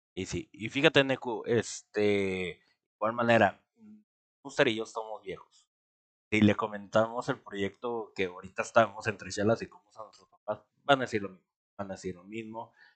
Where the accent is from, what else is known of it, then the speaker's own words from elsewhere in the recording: Mexico; somos los mexicanos